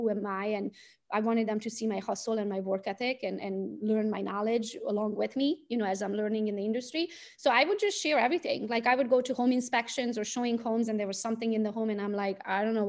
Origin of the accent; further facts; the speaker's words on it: Transylvania, Romania; English is a second language; moved away as an adult; now in Michigan, United States; as you can hear it from my accent, I was not born in the US. I was born in Romania, Transylvania. I'm Hungarian by nationality